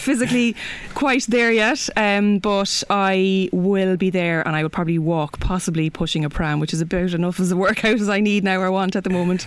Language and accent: English; Kilkenny, Leinster, Ireland; now in Dublin, Ireland; I'm from Kilkenny